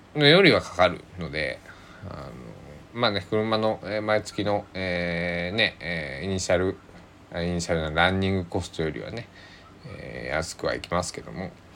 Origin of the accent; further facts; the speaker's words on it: Kochi, Japan; now in Takamatsu, Japan; 僕の生まれ育った高知県の方言